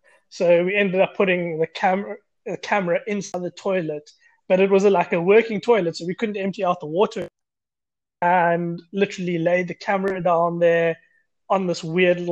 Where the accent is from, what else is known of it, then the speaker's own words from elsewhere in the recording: Grahamstown, Eastern Cape, South Africa; moved away as an adult; now in Cape Town, South Africa; I'm from Grahamstown, Eastern Cape, living in Cape Town, stayed here for the last 8 years